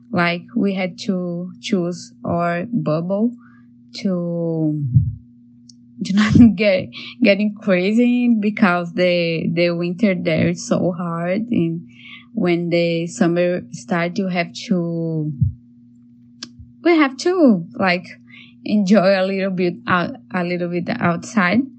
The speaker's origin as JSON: {"language": "English", "country": "Brazil", "second_language": "English", "moved": "as an adult", "lives_now": "Toronto, Canada", "said": "Uh, I'm an artist. I'm from Brazil, but in the beginning of the quarantine, I was in Canada, Toronto"}